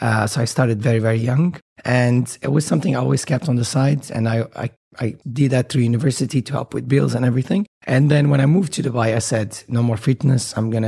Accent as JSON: {"language": "English", "country": "Portugal", "also_born_or_lived": "Bermuda", "moved": "as an adult", "lives_now": "United Arab Emirates", "said": "I'm from Portugal. I've moved here about almost 10 years ago, just out of university."}